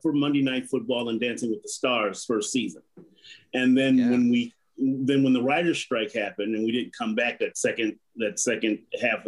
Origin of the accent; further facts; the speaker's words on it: Compton, California, United States; I grew up in Compton, California, which is known for being pretty tough.